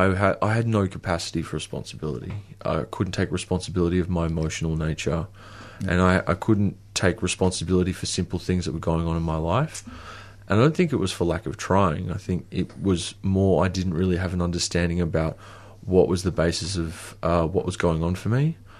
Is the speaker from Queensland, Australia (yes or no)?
yes; Queensland, Australia; So I was actually from Queensland. I think I thought that if I went back to a place where I'd felt home, that I would be home.